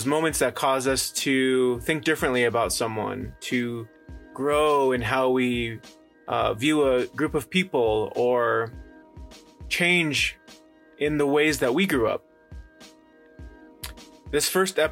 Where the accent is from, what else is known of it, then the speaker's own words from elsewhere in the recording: Albuquerque, New Mexico, United States; I'm from Albuquerque, born and raised, grew up there on the west side